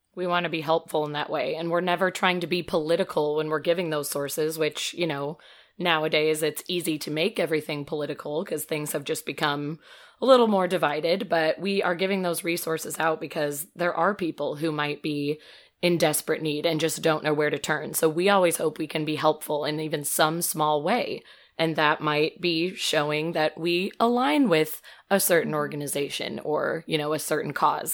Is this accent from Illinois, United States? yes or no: yes; Metamora, Illinois, United States; I say Peoria since nobody knows, but I'm from Metamora